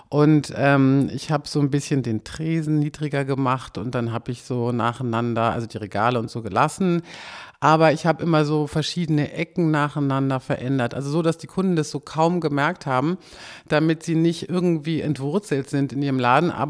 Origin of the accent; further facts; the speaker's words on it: Kiel, Schleswig-Holstein, Germany; now in Berlin, Germany; Ich komme aus Kiel, das ist eine Kleinstadt und das war grässlich.